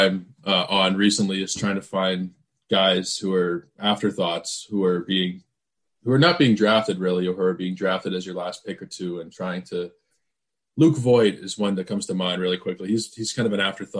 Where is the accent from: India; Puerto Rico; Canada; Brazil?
Canada; being Canadian